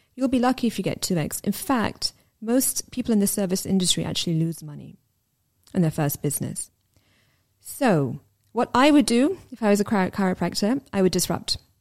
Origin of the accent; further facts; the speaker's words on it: London, United Kingdom; where we lived and growing up in London.